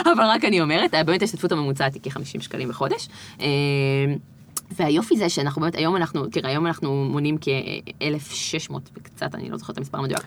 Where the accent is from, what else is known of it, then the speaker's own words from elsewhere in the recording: Gan Yavne, Central District, Israel; גדלנו בגן יבנה, שאז הייתה פריפריה לכל דבר, כי זה היה בין גדרה לאשדוד